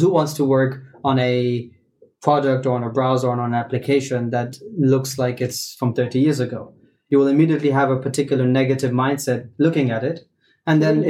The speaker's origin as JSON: {"language": "English", "country": "Luxembourg", "tie": "born or raised there", "said": "I'm born and brought up in Luxembourg. I'm in Luxembourg"}